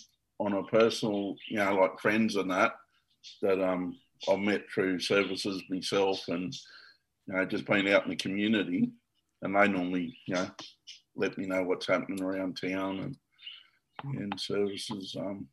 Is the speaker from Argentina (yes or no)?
no; Nowra, New South Wales, Australia; I was born and bred in Nowra here